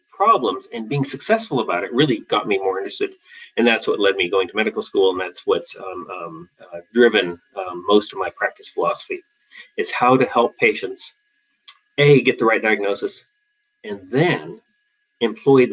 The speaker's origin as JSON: {"language": "English", "region": "Western Australia", "country": "Australia", "tie": "born or raised there", "also_born_or_lived": "Seattle", "moved": "as an adult", "lives_now": "Portland, United States", "said": "I was born in Seattle and raised in Western Australia, where I did all my education, and came back to Portland, came to Portland for my internal medicine training"}